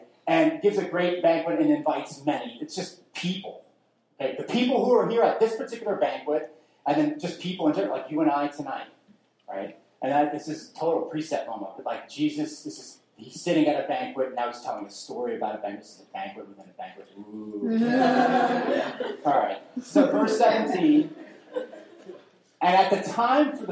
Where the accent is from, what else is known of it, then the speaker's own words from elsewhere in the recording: New Jersey, United States; I grew up in South Jersey